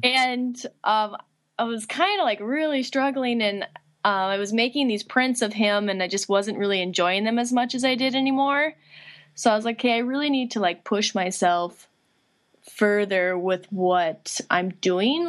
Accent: Litchfield, Minnesota, United States; I'm originally from Litchfield, Minnesota, uh, which is kind of western central part of the state

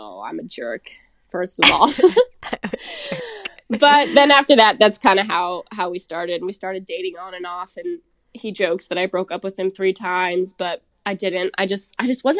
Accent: Seattle, Washington, United States; I'm originally from Seattle

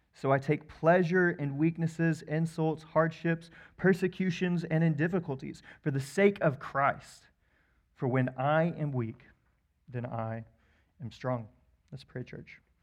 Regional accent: Wichita, Kansas, United States; I grew up actually in Wichita, Kansas

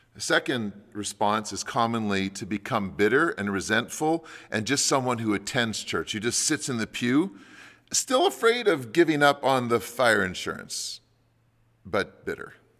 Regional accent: Canada; as Canadian Christians

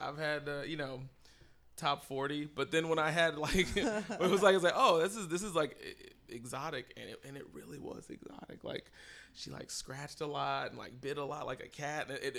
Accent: Texas, United States; because I'm from Texas, I would compare all these crowds to Texas crowds.

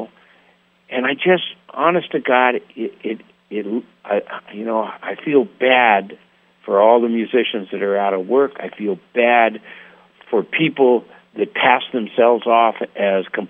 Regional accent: Los Angeles, California, United States; also born or lived in Berkeley, California / San Francisco, California; I'm an essay from the Valley

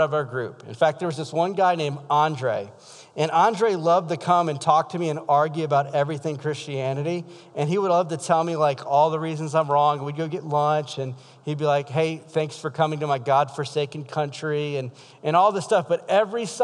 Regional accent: South Louisiana, United States; now in Iowa, United States; I'm from South Louisiana.

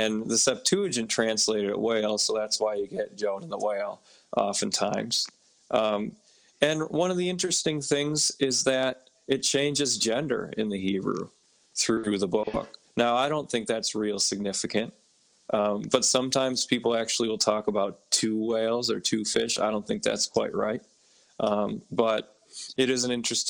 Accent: Minnesota, United States; now in New York, United States; I'm from Minnesota

